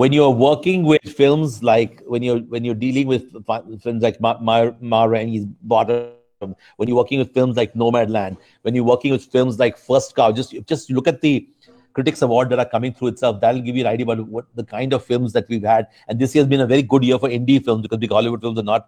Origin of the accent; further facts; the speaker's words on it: India; I'm Indian